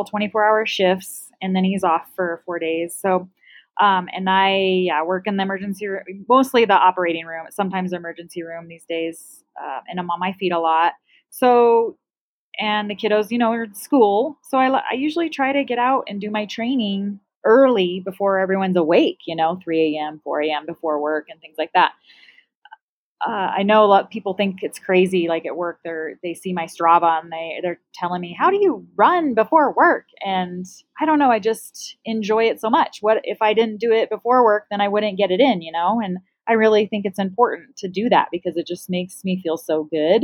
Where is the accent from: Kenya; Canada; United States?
United States; Flagstaff, Arizona; moved away; Flagstaff, which is my hometown